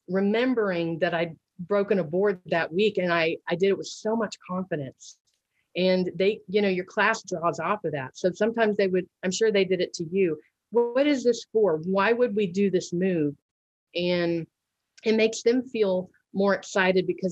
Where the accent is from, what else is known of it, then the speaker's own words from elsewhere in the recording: Missouri, United States; we had a local studio for Taekwondo in my hometown here in Missouri